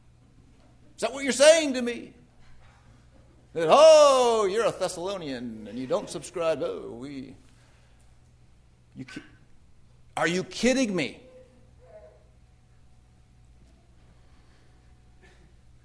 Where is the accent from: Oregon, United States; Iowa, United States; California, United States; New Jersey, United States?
California, United States; Redlands; moved away; my hometown, Redlands, California